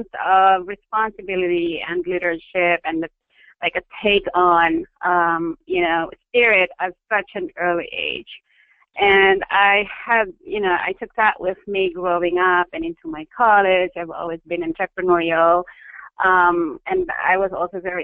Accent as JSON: {"language": "English", "country": "Philippines", "tie": "born or raised there", "said": "I grew up in the Philippines. Born and bred, educated"}